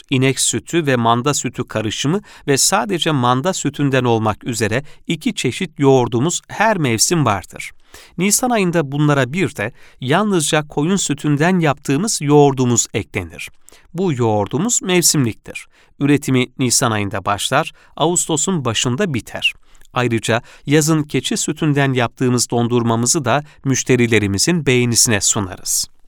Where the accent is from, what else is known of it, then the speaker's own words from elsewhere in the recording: Fatih, Istanbul, Turkey; Ben de abim de Fatih doğumluyuz. Yani biz üç kuşaktır 1940 senesinden beri Fatihliyiz.